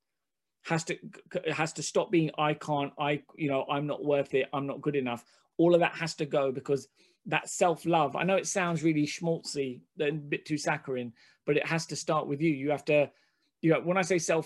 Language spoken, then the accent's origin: English; London, United Kingdom; first language Hindi; I grew up in Hackney